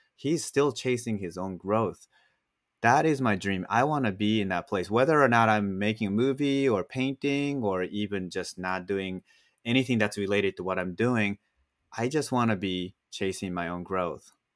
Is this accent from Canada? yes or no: no; Japan; moved away; I grew up in Japan